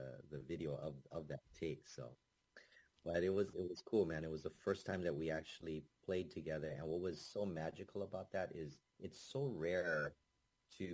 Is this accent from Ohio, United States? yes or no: no; Hawaii, United States; I was always taught, growing up in Hawaii, I was always taught to say ukulele